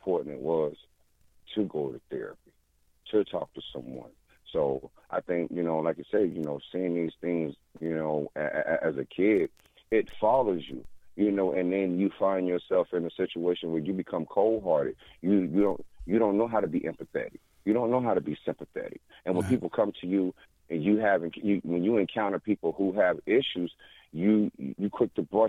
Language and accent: English; South Carolina, United States; I grew up in South Carolina